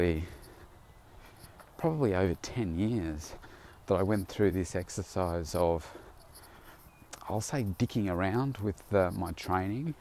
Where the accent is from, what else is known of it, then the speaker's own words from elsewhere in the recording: Bendigo, Victoria, Australia; I came from Bendigo, and there was only a handful of gyms at the time, maybe even three in my town